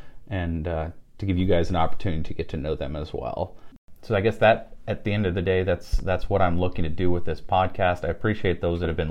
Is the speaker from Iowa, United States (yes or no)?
no; York, Nebraska, United States; moved away as an adult; I grew up here in York, got the opportunity to move back home